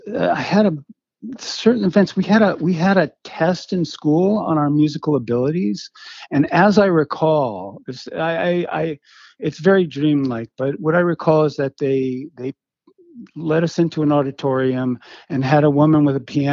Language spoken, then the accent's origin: English; Berkeley, California, United States; also born or lived in Manhattan, New York; I grew up in Berkeley basically